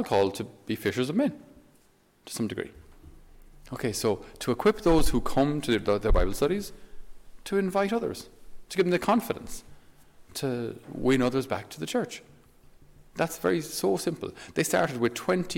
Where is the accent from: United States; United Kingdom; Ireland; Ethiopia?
Ireland; for us as Irish people and as Irish men